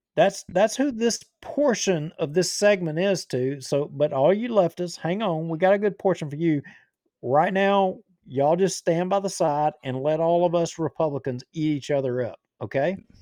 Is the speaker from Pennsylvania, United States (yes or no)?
no; Bossier City, Louisiana, United States; I was born in Bossier City. I've lived here all my parish. If, I mean, I've lived here my whole life.